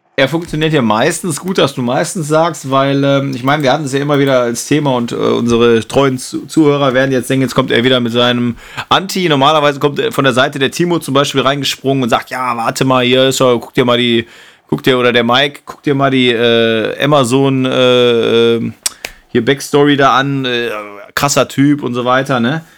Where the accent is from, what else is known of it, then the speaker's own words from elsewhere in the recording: Duisburg, North Rhine-Westphalia, Germany; da wo ich geboren bin hier, hier sind die Bolzplätze meiner, äh, meiner Jugend